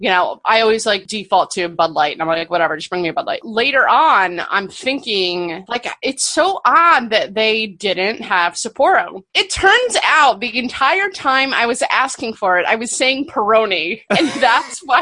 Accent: Canada; I'm from Canada.

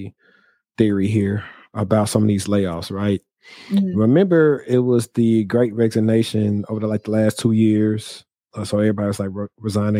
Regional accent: Shreveport, Louisiana, United States; moved away; also born or lived in Dallas, Texas; my hometown of Shreveport

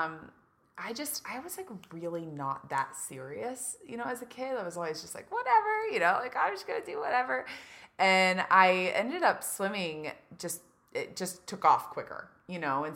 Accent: Louisville, Kentucky, United States; moved away as an adult; also born or lived in Beverly Hills / San Diego; I am from Kentucky originally, Louisville, Kentucky, born and raised

